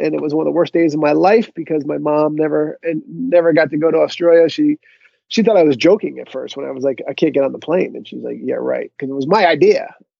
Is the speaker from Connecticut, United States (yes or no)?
yes; Connecticut, United States; I grew up in Connecticut.